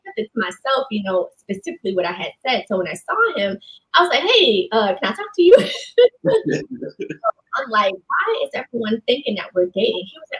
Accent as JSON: {"language": "English", "region": "New York", "country": "United States", "tie": "born or raised there", "said": "I grew up in New York"}